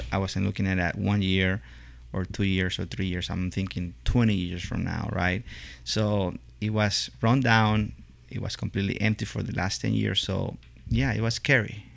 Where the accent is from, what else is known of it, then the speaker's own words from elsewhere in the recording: Venezuela; moved away as an adult; also born or lived in Italy / Ohio, United States; now in Lexington, United States; I uh, was born born and raised in Venezuela